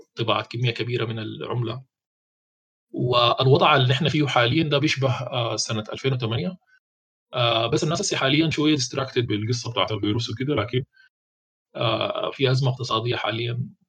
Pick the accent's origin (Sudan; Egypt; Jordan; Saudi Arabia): Sudan; عندنا في السودان